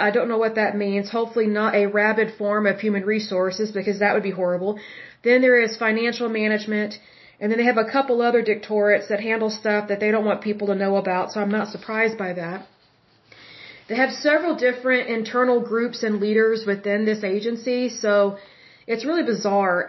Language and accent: English; Oklahoma, United States; I'm from Oklahoma